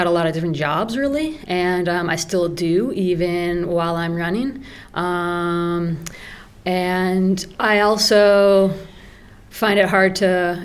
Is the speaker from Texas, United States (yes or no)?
no; Denver, Colorado, United States; now in Ridgway, United States; I grew up in Denver, the big city.